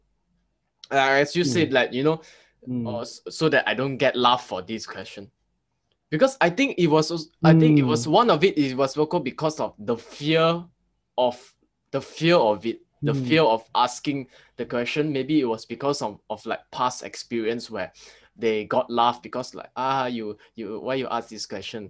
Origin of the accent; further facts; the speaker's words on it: Thailand; I'm from Thai, so my background is a lot of like, you know, all these like talisman things about the Buddha image